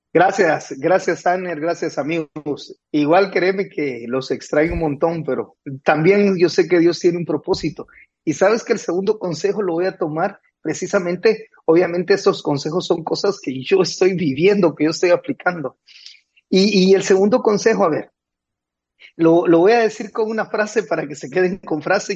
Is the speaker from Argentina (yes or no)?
no; Guatemala; now in Nicaragua; En Guatemala decimos